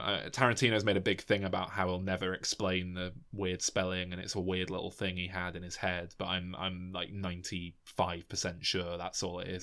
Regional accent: United Kingdom; as a British person

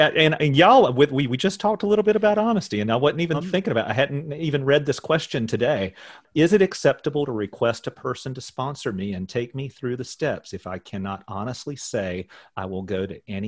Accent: Richmond, Virginia, United States; I'm from Richmond, Virginia.

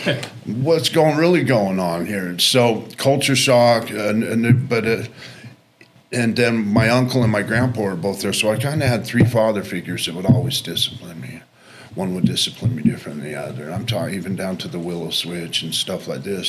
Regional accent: Sandy, Utah, United States; I grew up here in Salt Lake, in Sandy.

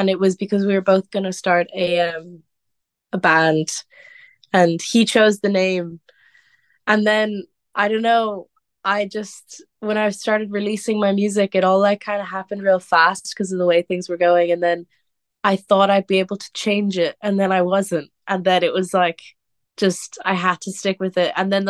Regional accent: Wicklow, Leinster, Ireland; also born or lived in Cork; growing up in Wicklow, especially where I live in Wicklow

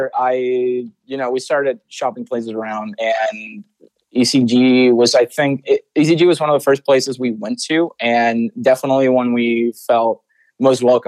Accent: Santiago, Santiago Metropolitan Region, Chile; first language Spanish; English is a second language; moved away as an adult; also born or lived in Orlando; now in United States; I was born and raised in Santiago, Chile.

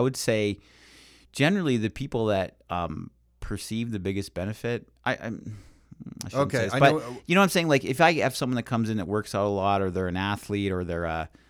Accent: Trinidad & Tobago; When I was a little girl growing up in Trinidad, we had an old lady, she said, in the village

